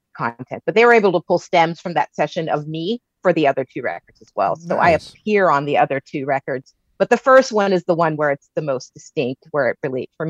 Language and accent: English; San Francisco Bay Area, California, United States; moved away as an adult; now in New York, United States; I'm like back in my hometown, even though I'm not from Berkeley.